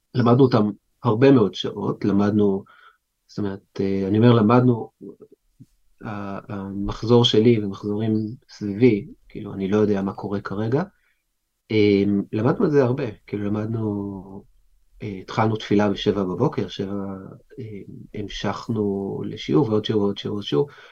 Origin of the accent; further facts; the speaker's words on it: Jerusalem, Jerusalem District, Israel; נולדתי בקריית משה, זאת אומרת נולדתי בבית חולים, אובייסלי, אבל גדלתי בקריית משה עד גיל חמש, ואז עברתי להר נוף